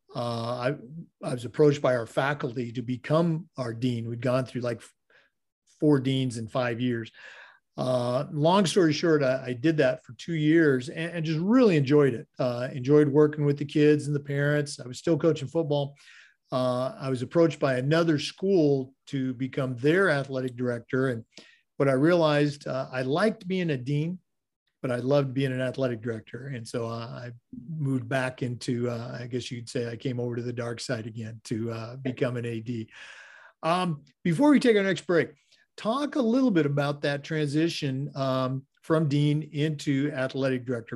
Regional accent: Oregon, United States; moved away; I grew up in um, Oregon in the Northwest

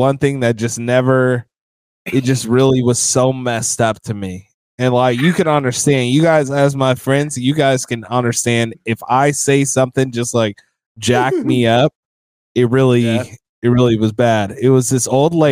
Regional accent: Vallejo, California, United States; I grew up in Vallejo

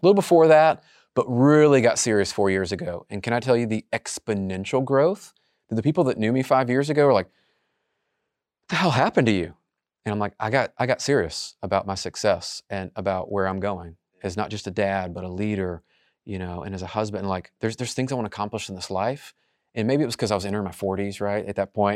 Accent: Memphis, Tennessee, United States; I'm just from Memphis.

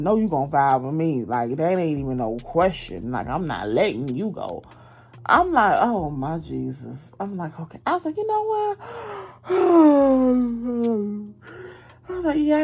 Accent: Georgia, United States; accent: southern; Y'all know my southern accent

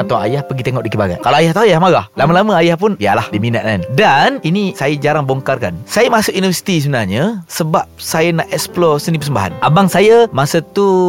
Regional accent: Kota Bharu, Kelantan, Malaysia; moved away as an adult; also born or lived in Shah Alam; saya sebenarnya saya orang Kelantan, orang Kota Bagu.

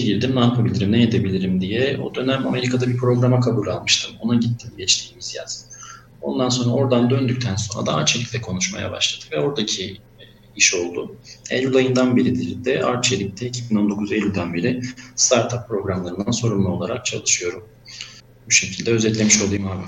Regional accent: Mardin, Turkey; moved away as an adult; also born or lived in Izmir; Ben Mardin doğumluyum. 1988 Mardin doğumluyum. Liseye kadar Mardin'de okudum. Orada büyüdüm.

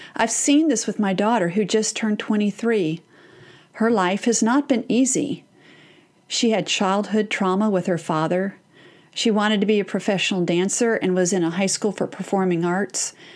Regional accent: Texas, United States; I'm from Texas?

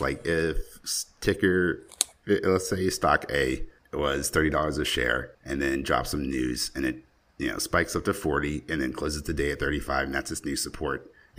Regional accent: South Carolina, United States; now in Florida, United States; I went back to my hometown in South Carolina

